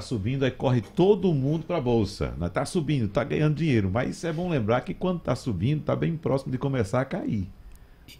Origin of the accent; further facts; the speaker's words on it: Arcoverde, Pernambuco, Brazil; moved away; Eu fui com uns amigos para minha terra, Arco Verde, o período que eu vou anualmente para passar o São João